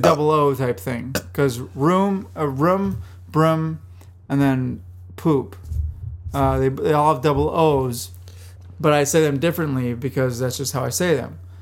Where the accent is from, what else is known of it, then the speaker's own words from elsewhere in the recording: Minnesota, United States; I'm from Minnesota